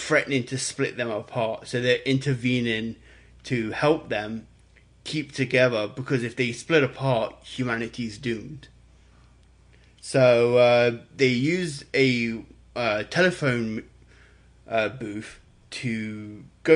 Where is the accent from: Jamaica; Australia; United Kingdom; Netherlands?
United Kingdom; England; now in Canada; me being an Englishman